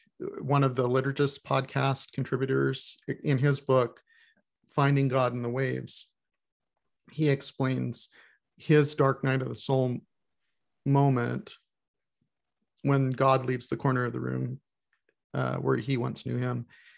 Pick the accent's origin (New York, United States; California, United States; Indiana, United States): Indiana, United States; Goshen; born there; I was born in Goshen, Indiana.